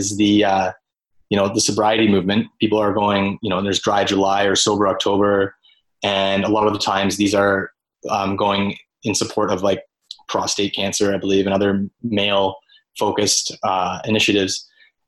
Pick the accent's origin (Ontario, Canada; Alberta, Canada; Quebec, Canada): Ontario, Canada; Orillia; my hometown of Orillia